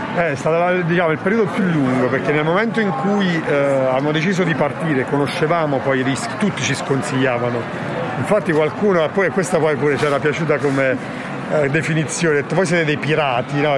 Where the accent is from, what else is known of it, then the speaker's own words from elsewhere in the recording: Campania, Italy; moved away; also born or lived in Milan; io sono campano